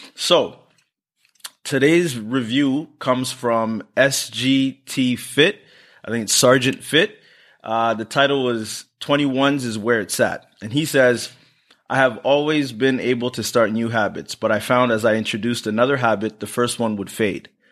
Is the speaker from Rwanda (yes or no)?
yes; Rwanda; I'm from Rwanda